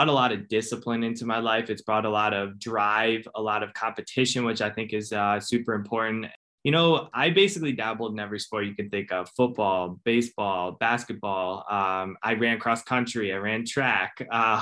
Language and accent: English; Cleveland, Ohio, United States; also born or lived in Buffalo, New York; I was born in Buffalo, New York, but raised in Cleveland, Ohio